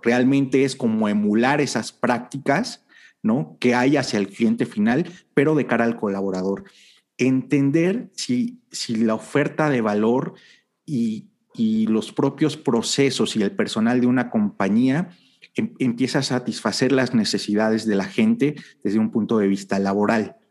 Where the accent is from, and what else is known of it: Mexico